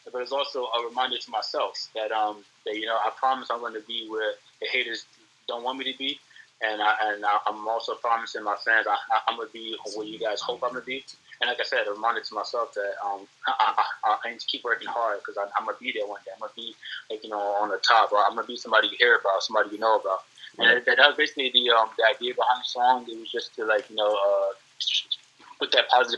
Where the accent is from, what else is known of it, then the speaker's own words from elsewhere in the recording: New York City, New York, United States; now in San Diego, United States; I'm born and raised in New York City. Born in Brooklyn, raised in the Bronx most of my life.